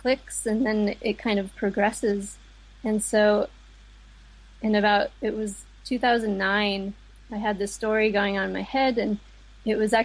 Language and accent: English; United States; now in Dublin, Ireland; I live in Dublin, but I was born in America